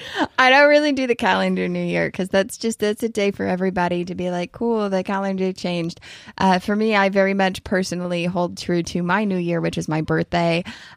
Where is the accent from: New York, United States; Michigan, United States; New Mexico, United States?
New York, United States; But yeah, I mean, I guess for Kentucky standards, 8 inches is a lot, but I'm a New Yorker.